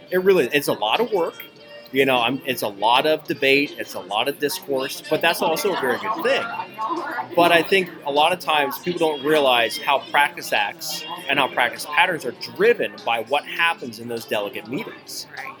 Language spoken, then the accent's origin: English; Ohio, United States; moved away; my home state of Ohio